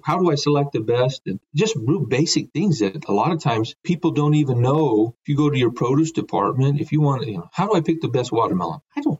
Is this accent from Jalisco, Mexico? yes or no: yes; Guadalajara, Jalisco, Mexico; moved away; also born or lived in Bend, Oregon, United States; I was born in Bend, Oregon, but my parents are evangelical missionaries down in Mexico. And so we moved down there when I was 2. And interestingly enough, we literally lived 3 blocks away from the produce terminal market in Guadalajara